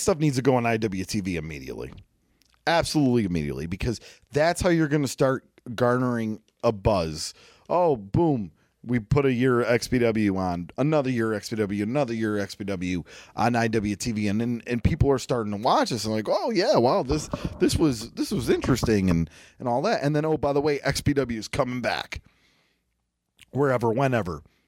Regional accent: Buffalo, New York, United States; I'm from Buffalo, New York

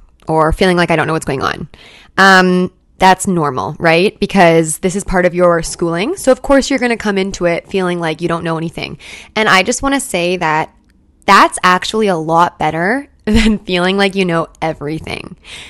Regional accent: Canada; So I'm a Canadian SLP, and in my program, we had no choice at all about placements or CEs at all.

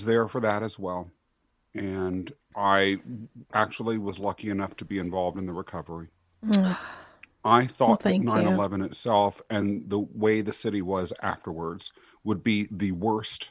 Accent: Kansas, United States; moved away as an adult; also born or lived in England; now in New York City, United States; raised in Kansas

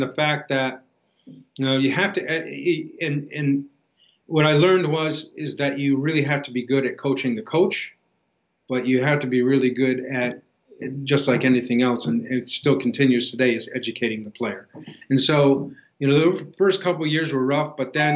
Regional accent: New Hampshire, United States; moved away as an adult; also born or lived in Mississippi / Pittsburgh / Buffalo; I was originally from New Hampshire

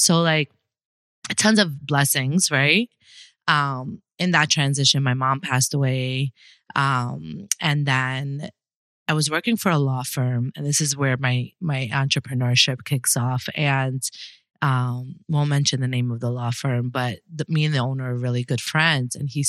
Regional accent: New York City, New York, United States; now in Miami, United States; So I was born and raised in Brooklyn, New York, BK all day.

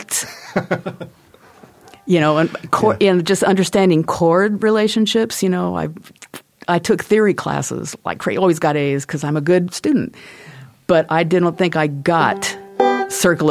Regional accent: Southern California, United States; now in Port Townsend, United States; I grew up in Southern California

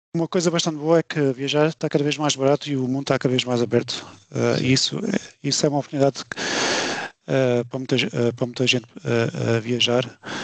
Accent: Alentejo, Portugal; moved away as an adult; also born or lived in Hungary / Denmark; now in Luxembourg; sou do Alentejo

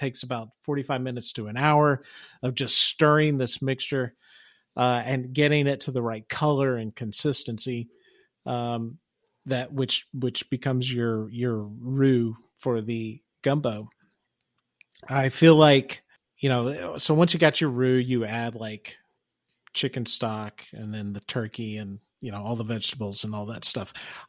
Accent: Louisiana, United States; So you guys both know I'm from South Louisiana.

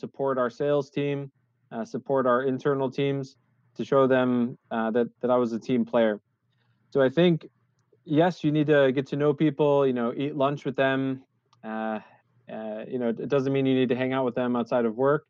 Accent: United States; moved away as an adult; now in Netherlands; I came in here as an American. I was the first American expat in the Netherlands office

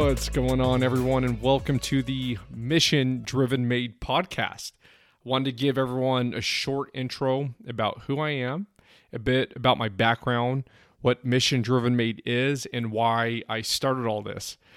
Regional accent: San Francisco Bay Area, East Bay, California, United States; I grew up in the San Francisco Bay Area, the East Bay to be exact

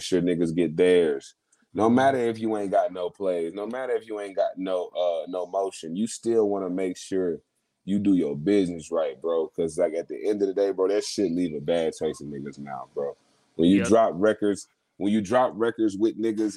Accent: Dallas, Texas, United States; we come from Dallas and we got our own industry

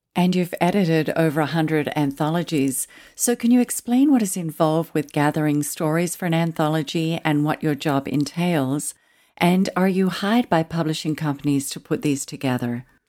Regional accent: Tasmania, Australia; accent: Australian; moved away as an adult; also born or lived in Pyramid Hill, Victoria / Sydney / Melbourne / Adelaide; now in Southern California, United States; And then my parents moved to Tasmania. We lived in the northern part of the island.

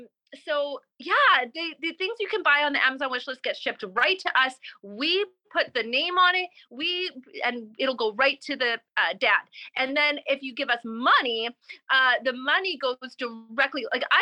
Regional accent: Canada; Recovery Kids with a Z, with a Z. We're Canadian, ZZ, recoverykids.com.

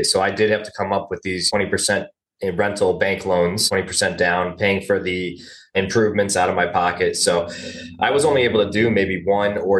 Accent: Cleveland, Ohio, United States; I was pretty much born and raised in the Cleveland, Ohio area

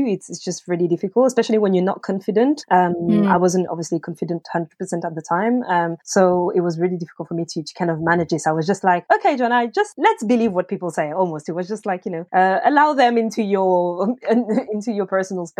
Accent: France; English is a second language; moved away as an adult; now in United Kingdom; I'm from France, so I'm not a British native

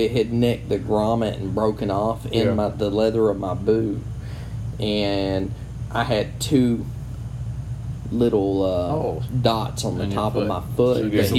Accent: Georgia, United States; I grew up in Georgia

